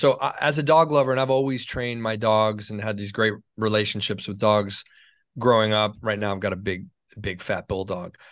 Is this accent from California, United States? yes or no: yes; Los Angeles, California, United States; L A is my hometown. I was born in Hollywood